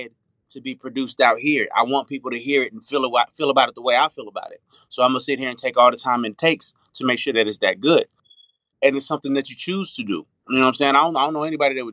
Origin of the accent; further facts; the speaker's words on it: Las Vegas, Nevada, United States; moved away as an adult; also born or lived in Arkansas / Los Angeles; now in Atlanta, United States; I grew up in Las Vegas, so I'm a little bit city too